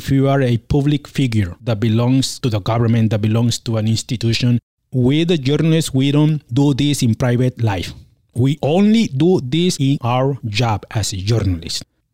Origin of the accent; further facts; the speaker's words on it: Mexico; also born or lived in California; now in Austin, United States; my hometown in Mexico